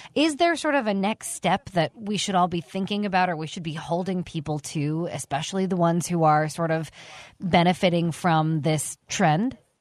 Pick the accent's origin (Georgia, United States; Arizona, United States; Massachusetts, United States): Arizona, United States; also born or lived in New York; I was from Arizona